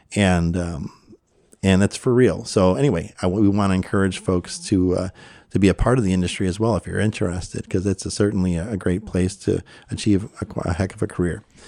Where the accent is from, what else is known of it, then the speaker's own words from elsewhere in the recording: Chicago, Illinois, United States; moved away; also born or lived in Maryland / Conroe, Texas; I was born and raised in the Chicago area